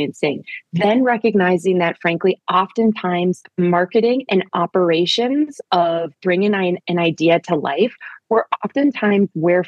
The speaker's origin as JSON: {"language": "English", "town": "Minneapolis", "region": "Minnesota", "country": "United States", "said": "We're from the Twin Cities. We know and love this place deeply."}